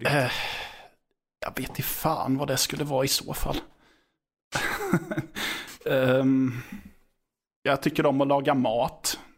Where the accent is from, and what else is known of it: Rydsnäs, Östergötland, Sweden; born or raised there